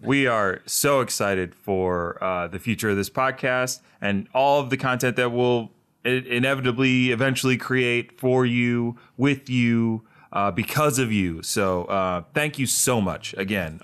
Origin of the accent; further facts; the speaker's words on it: Delaware, United States; I'm from Delaware